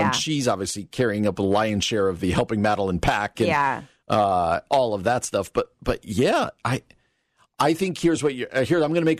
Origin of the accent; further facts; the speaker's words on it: New Jersey, United States; You know, where I grew up in New Jersey, nobody started till after Labor Day.